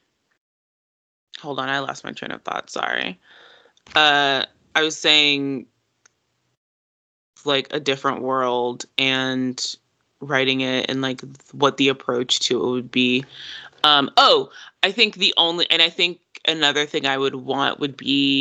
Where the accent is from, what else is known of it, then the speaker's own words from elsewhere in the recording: the South, United States; also born or lived in Jamaica (ancestry); growing up in the South